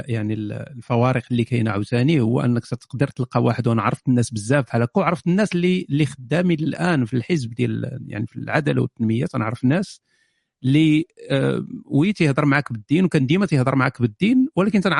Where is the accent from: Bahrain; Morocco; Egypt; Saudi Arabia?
Morocco; حنا مغاربه اوكي حنا مغاربه عايشين في المغرب هذا هو الوطن ديالنا هذا هو المغرب هذه هي البلاد ديالنا